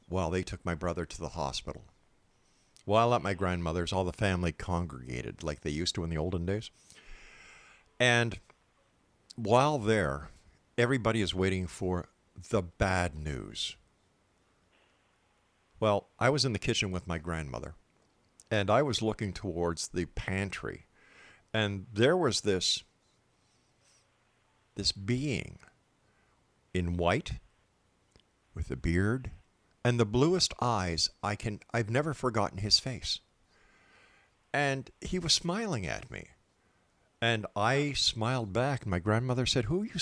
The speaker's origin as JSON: {"language": "English", "town": "Montreal", "region": "Quebec", "country": "Canada", "tie": "born or raised there", "said": "Montreal, Quebec, my hometown"}